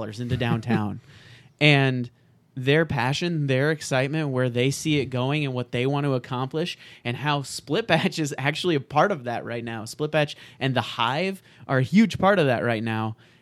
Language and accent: English; Nebraska, United States; moved away as an adult; also born or lived in Chicago; now in Rochester, United States; Born and raised in Nebraska